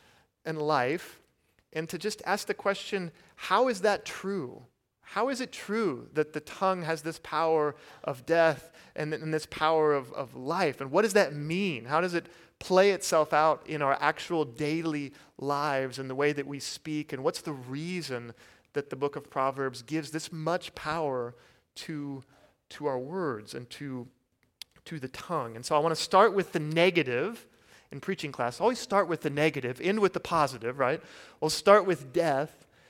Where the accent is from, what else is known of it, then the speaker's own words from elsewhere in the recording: Kansas, United States; And so I'm from Kansas, and so of course I don't have an accent, right?